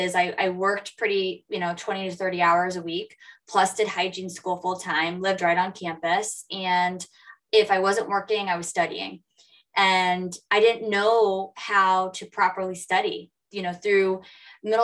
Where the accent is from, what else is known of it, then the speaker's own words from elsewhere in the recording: Lewiston, Maine, United States; I grew up in Lewiston, Maine, a mill town, and that's where I'm from